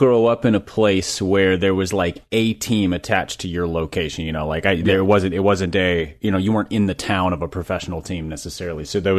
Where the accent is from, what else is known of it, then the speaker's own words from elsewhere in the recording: Minneapolis, Minnesota, United States; So I grew up in Minneapolis, right near downtown, and about four or five blocks from the Metronome